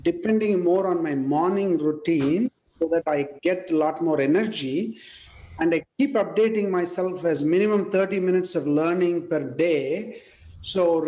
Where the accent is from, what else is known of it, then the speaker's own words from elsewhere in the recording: India; English is a second language; moved away as an adult; I was born in India in a small village, and I studied in a Tamil medium school, and English was not the language I studied